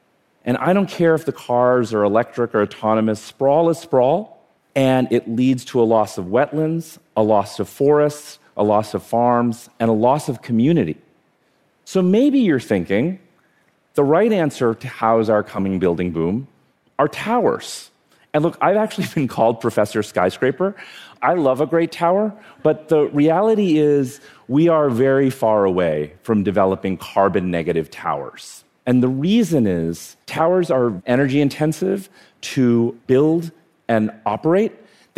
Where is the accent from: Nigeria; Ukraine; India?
India; born there; So I was born in India. I have actually 50 first cousins.